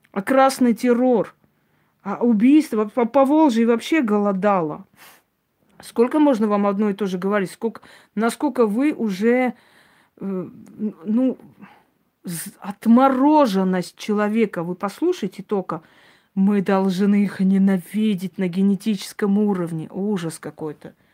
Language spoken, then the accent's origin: Russian; Armenia; Да, он азербайджанец, а я армянка.